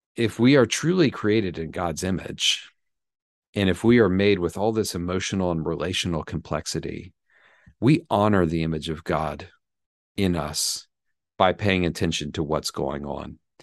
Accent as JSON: {"language": "English", "town": "Atlanta", "region": "Georgia", "country": "United States", "tie": "born or raised there", "also_born_or_lived": "Birmingham, Alabama", "said": "I grew up in the South, in Atlanta, Georgia"}